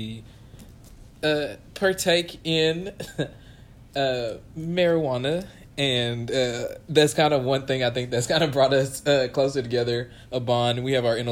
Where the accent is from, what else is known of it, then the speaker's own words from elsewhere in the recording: Dallas, Texas, United States; We grew up together here in Dallas, Texas